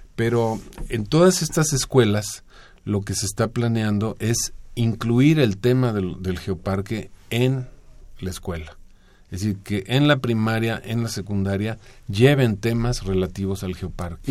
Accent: Mexico City, Mexico; como chilangos

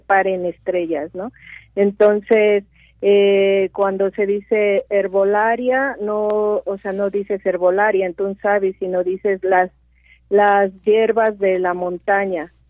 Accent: Mixteca Alta, Oaxaca, Mexico; yo soy de Oaxaca, soy de la Mixteca Alta

